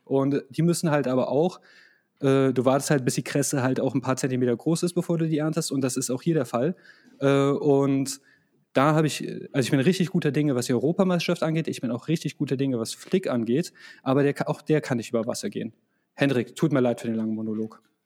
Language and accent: German; Croatia; als Kroate